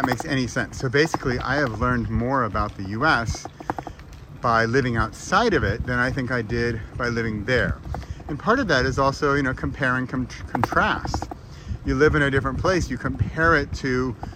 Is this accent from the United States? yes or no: yes; United States; now in Europe; as an American living in Europe